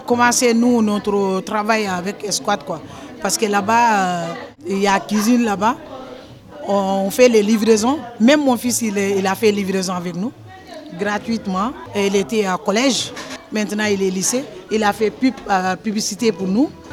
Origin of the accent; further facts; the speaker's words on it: Senegal; moved away as an adult; now in France; je viens du Sénégal.